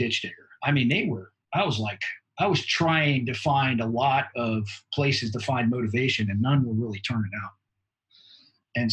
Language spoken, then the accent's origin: English; South Florida, United States; I grew up in South Florida